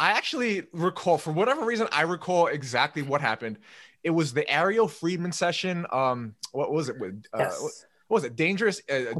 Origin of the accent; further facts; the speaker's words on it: South Korea; Like, I know I'm Korean, but I'm actually terrible at StarCraft.